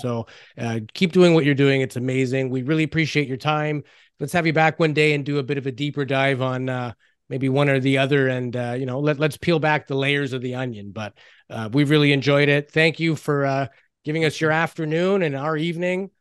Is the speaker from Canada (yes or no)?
yes; Canada; we're Canadian